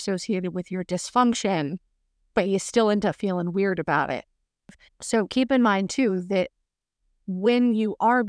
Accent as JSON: {"language": "English", "region": "the Bible Belt", "country": "United States", "tie": "born or raised there", "said": "But growing up in the Bible Belt, I kind of figured out at a relatively young age not to talk that much about being Mormon"}